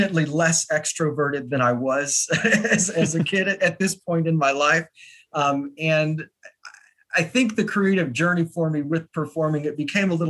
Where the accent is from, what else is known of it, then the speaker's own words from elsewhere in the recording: Austin, Texas, United States; moved away as an adult; now in New York, United States; I am originally from Austin, Texas. I will always be from Texas